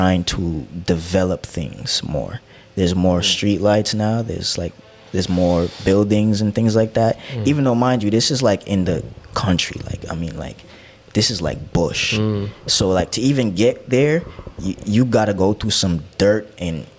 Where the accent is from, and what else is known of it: Jamaica; moved away